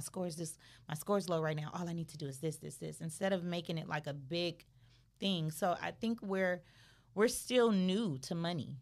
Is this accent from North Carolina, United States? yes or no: no; Los Angeles, California, United States; I'm from Crenshaw area.